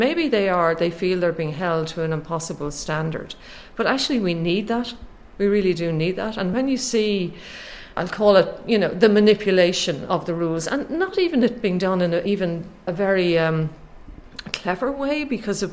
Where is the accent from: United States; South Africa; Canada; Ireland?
Ireland; I'm Irish